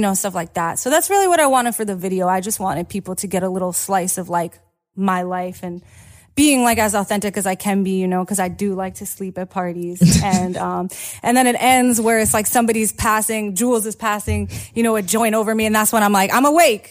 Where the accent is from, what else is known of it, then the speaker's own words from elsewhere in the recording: New York City, New York, United States; I grew up in Brooklyn